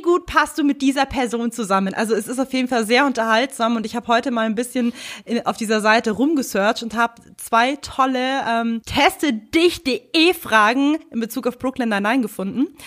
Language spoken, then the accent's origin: German; Germany; bei uns in Deutschland